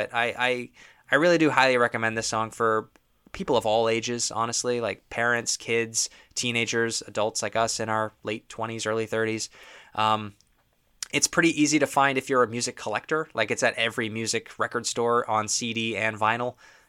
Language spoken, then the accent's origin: English; Toronto, Ontario, Canada; I'm not from Los Angeles, California, which is where they're from. So I guess it makes a lot more sense if you live out there. But If you're from Toronto, a surfing song just doesn't quite resonate the same way.